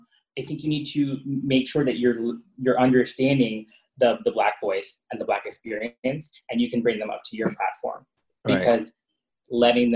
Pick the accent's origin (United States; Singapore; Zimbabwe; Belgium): United States; Long Island, New York; where I grew up in Long Island and I got called, you know, the F word or a homo and whatnot